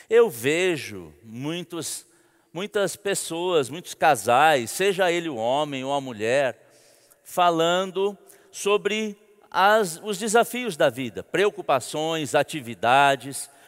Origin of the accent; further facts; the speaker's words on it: São Paulo, Brazil; now in Campina Grande, Brazil; eu vim de São Paulo e eu estou aprendendo a viver em Campina Grande, sem aquele trânsito de São Paulo, sem ficar uma hora e meia parado na marginal do Rio Tietê.